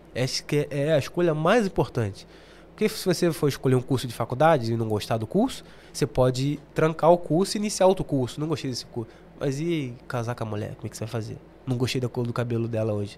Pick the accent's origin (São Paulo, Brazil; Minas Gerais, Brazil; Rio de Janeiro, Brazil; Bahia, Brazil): Rio de Janeiro, Brazil; moved away as an adult; now in London, United Kingdom; sou carioca